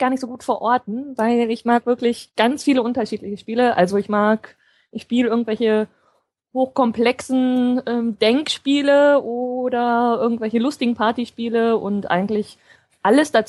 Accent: Potsdam, Brandenburg, Germany; ich komme ja aus Potsdam ne, und fahre dann immer rüber nach Berlin.

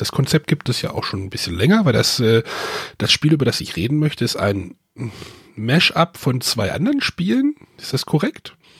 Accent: Germany

